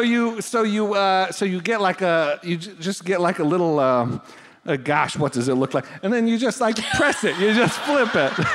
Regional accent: Buffalo, New York, United States; moved away; grew up in Buffalo

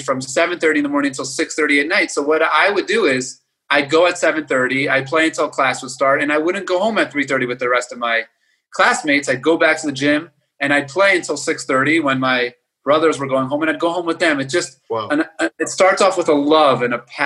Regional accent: Baltimore, Maryland, United States; I grew up in Baltimore, Maryland

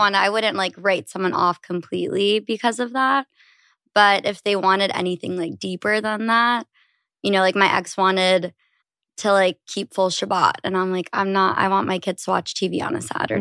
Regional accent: New York, United States; I am thirty years old and I'm from New York, but the suburbs

